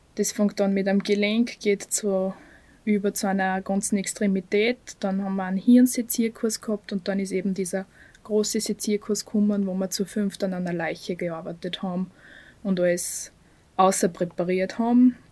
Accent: Bad Aussee, Styria, Austria; moved away as an adult; now in Graz, Austria; bin aus Aussee, aber seit fünf Jahren bin ich in Graz

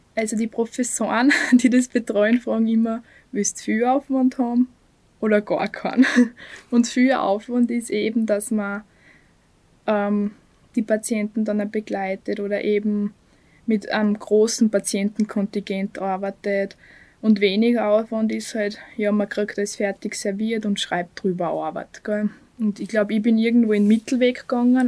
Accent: Bad Aussee, Styria, Austria; moved away as an adult; now in Graz, Austria; bin aus Aussee, aber seit fünf Jahren bin ich in Graz

